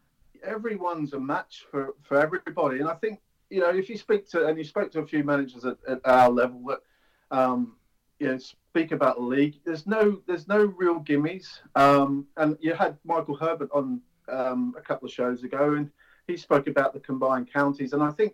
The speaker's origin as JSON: {"language": "English", "town": "Melbourne", "region": "Victoria", "country": "Australia", "tie": "born or raised there", "moved": "as an adult", "lives_now": "England", "said": "Yeah, so I grew up in Australia. I came to England in 1997 just to have a holiday, play a bit of football."}